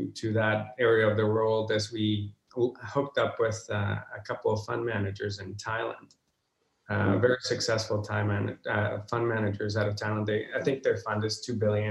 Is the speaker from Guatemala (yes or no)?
yes; Guatemala; moved away as an adult; now in Vancouver, Canada; I do miss my home country, Guatemala.